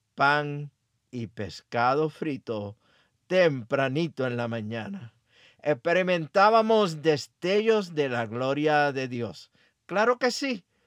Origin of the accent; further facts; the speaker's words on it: Aguadilla, Puerto Rico; mi pueblo natal Aguadilla, Puerto Rico